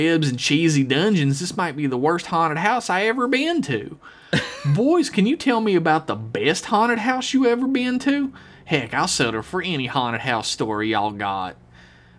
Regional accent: West Virginia, United States; I'm from West Virginia

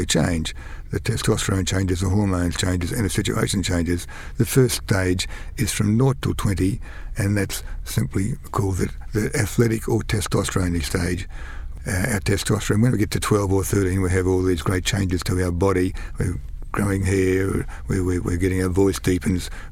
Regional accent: Kingaroy, Queensland, Australia; also born or lived in Brisbane; I was actually born and raised outside of Kingaroy. I was born in Kingaroy, but raised on a peanut farm, on a peanut dairy farm.

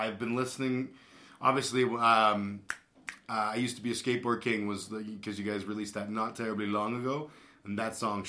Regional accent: Calgary, Alberta, Canada; I grew up in Calgary, and I went to youth group and all that kind of thing

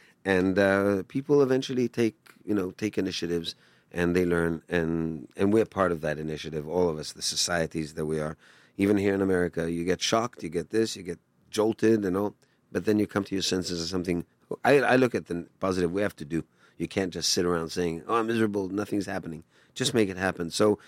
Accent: Tel Aviv, Tel Aviv District, Israel; the home that I grew up in Tel Aviv.

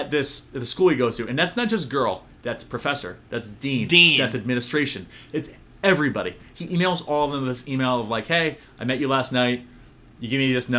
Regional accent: New England, United States; I grew up in Patriots territory

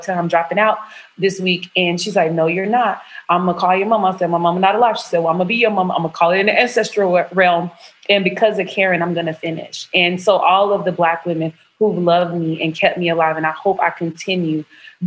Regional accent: the South, United States; moved away as an adult; also born or lived in Berkeley, California; I'm from the South.

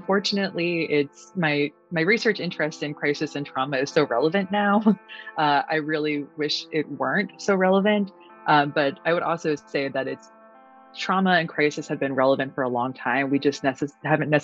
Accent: Newtown, Connecticut, United States; moved away as an adult; also born or lived in Virginia; I'm from Newtown, Connecticut

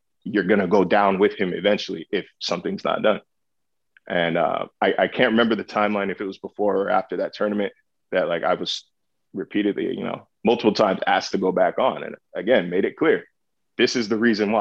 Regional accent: California, United States

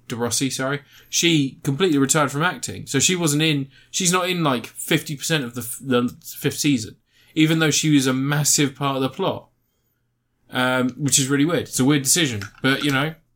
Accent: United Kingdom; we are British

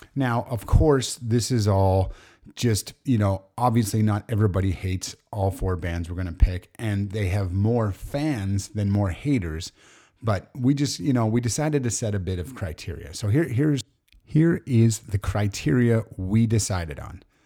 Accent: Alberta, Canada; we're Canadian, and funny enough, the four of us all lived or were from Alberta

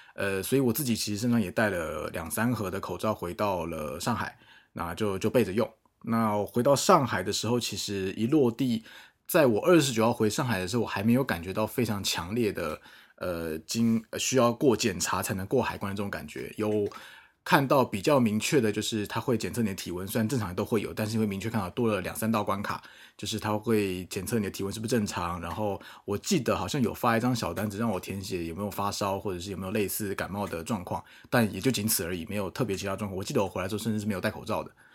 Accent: Taipei, Taiwan; moved away as an adult; now in Shanghai, China; 我是一个在上海工作大概五年多的台北人，那目前在一个外资的，嗯，与，算娱乐产业工作

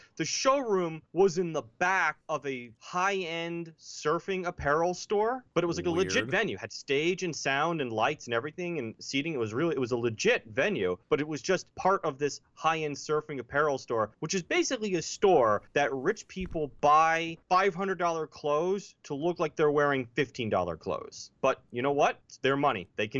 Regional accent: Northeast, United States; And it was funny, cause like I grew up in the Northeast. It gets cold.

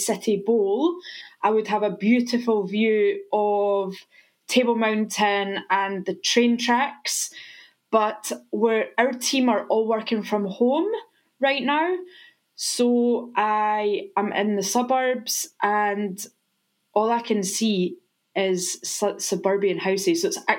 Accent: Menstrie, Scotland, United Kingdom; moved away as an adult; So I grew up in a little village called Menstrie, which is just outside Stirling in Scotland. And I'm actually the daughter of a pest controller and a swimmer.

